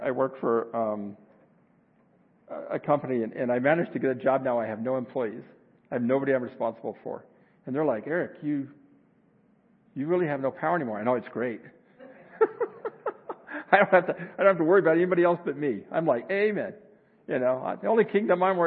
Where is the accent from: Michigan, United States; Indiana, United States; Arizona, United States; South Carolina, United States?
Arizona, United States; I grew up in Arizona